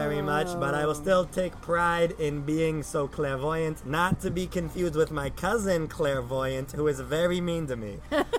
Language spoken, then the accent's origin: English; Staten Island, New York, United States; I sure did. Staten Island.